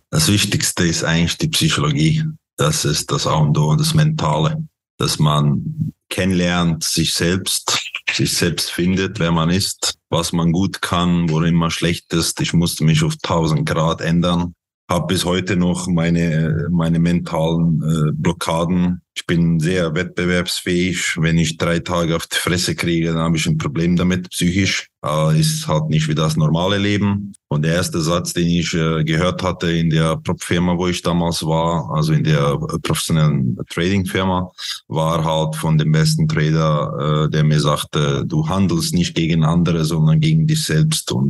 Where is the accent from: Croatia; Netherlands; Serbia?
Croatia; born there; also born or lived in Switzerland; bin geboren in Kroatien, habe äh, in der Schweiz gelebt, habe da meine Informatiklehre abgeschlossen als Webentwickler